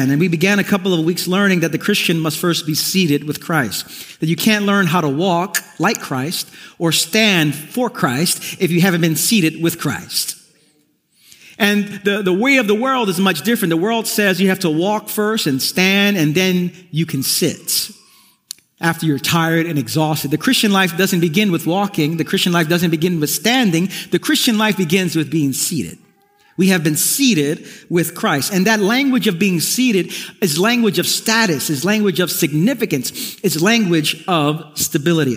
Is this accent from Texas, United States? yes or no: no; New York City, New York, United States; Growing up in East New York, Brooklyn